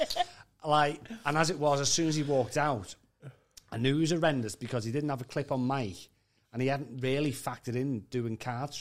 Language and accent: English; Liverpool, North West England, United Kingdom; accent: Scouse; Don't be carding me because I'm a Scouser.